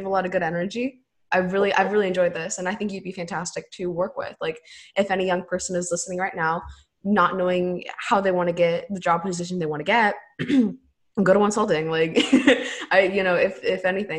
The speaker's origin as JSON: {"language": "English", "country": "United States", "said": "we're both from America"}